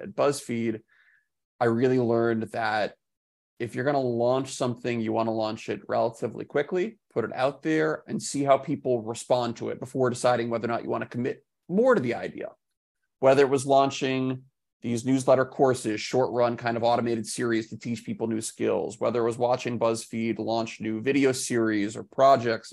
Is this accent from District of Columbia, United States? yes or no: yes; Washington, District of Columbia, United States; moved away as an adult; now in New York City, United States; I grew up in Washington, D C